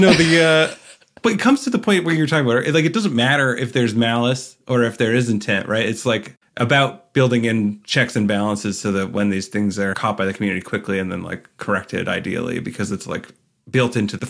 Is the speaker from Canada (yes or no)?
yes; Canada; I'm Canadian